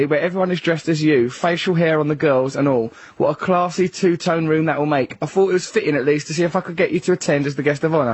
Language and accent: English; England, United Kingdom; me, … and … are English